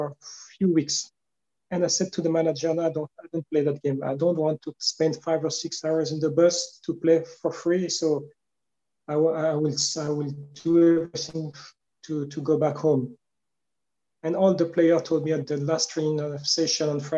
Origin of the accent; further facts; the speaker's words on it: Le Havre, Normandy, France; accent: French; first language French; English is a second language; I was born in Le Havre, and when I was 12, I went to the bigger club here